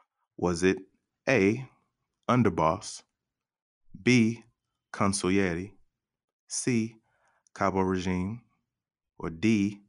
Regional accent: Arkansas, United States; born there; I was born in Southern Arkansas. I was born in Southern Arkansas. My R at the end doesn't roll the right way, so you have to forgive me.

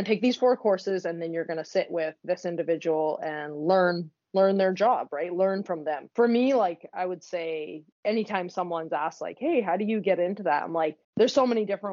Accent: West Coast, Canada; I'm from the West Coast

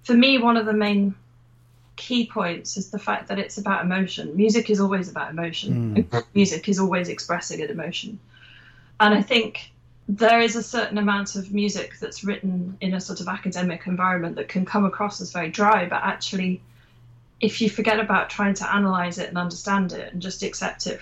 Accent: Lincolnshire, East Midlands, United Kingdom; I grew up in Lincolnshire, so I was a bit cut off from the world of flute in general

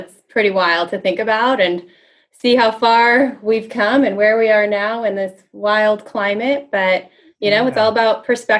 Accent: Orange County, California, United States; So I'm from Orange County. I'm an Orange County girl.

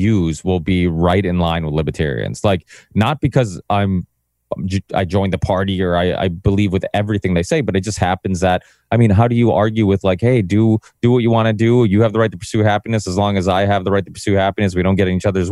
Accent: Massachusetts, United States; I'm from Massachusetts

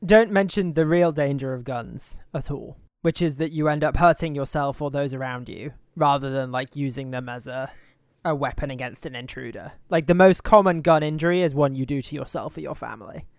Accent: United Kingdom; as a Brit

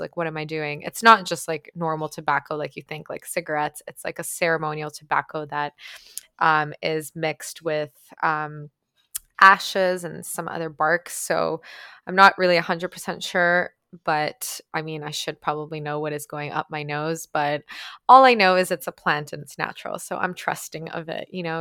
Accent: Ukraine; first language Ukrainian; English is a second language; moved away; also born or lived in Toronto, Canada / Guelph, Canada; I grew up in Ukraine, for those of you guys who don't know. So, my first language was actually Ukrainian

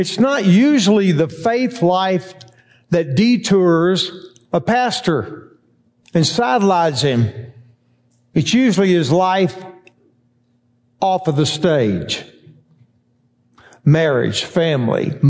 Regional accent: Texas, United States; I was born in Texas and raised

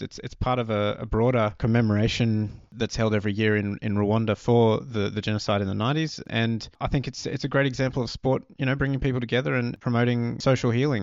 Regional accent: Australia; we grew up in Australia

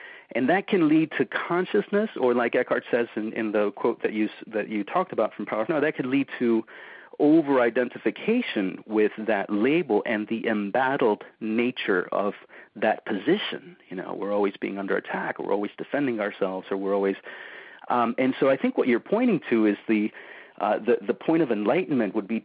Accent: Argentina; moved away; I'm from Argentina originally, so I've always considered myself an immigrant

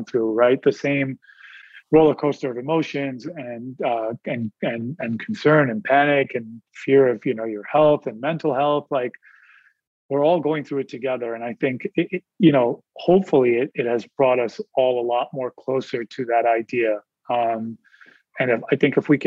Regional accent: India; I'm Indian

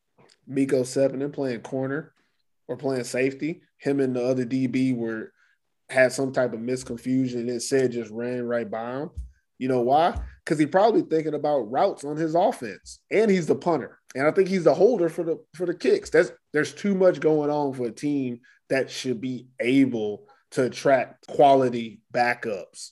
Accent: Houston, Texas, United States; I'm from Texas. H-Town, stand up

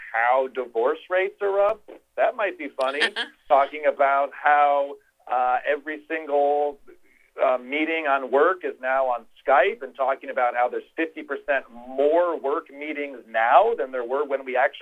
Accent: Midwest, United States; also born or lived in Los Angeles; now in New York City, United States; growing up in the Midwest

